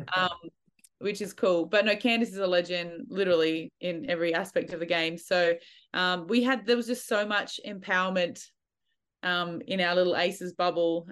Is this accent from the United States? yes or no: no; Australia; I love being an Aussie, I missed Australia